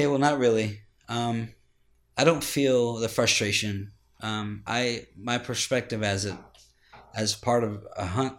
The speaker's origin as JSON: {"language": "English", "region": "Ohio", "country": "United States", "tie": "born or raised there", "moved": "yes", "lives_now": "Texas, United States", "said": "No, I'm from Ohio. Oh, wow. I was born and raised there."}